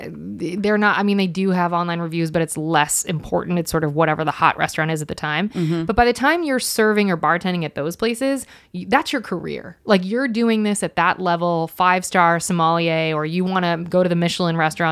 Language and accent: English; Ohio, United States